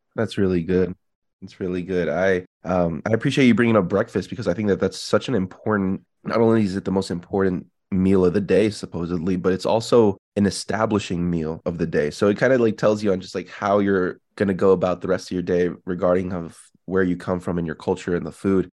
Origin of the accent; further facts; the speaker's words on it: Illinois, United States; now in Las Vegas, United States; I'm from Illinois